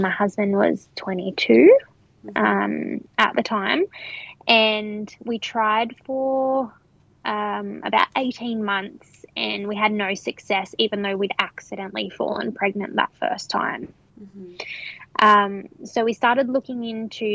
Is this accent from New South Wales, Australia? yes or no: yes; Hunter Valley, New South Wales, Australia; I am from the Hunter Valley